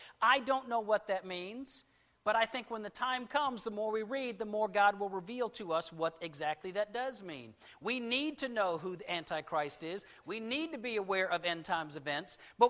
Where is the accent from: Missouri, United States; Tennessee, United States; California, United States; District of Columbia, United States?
California, United States; born there; also born or lived in Germany / Washington, D.C. / Alabama / Mississippi; now in Arkansas, United States; I was born in California, and I moved to Germany, Washington, D.C., Alabama, Mississippi.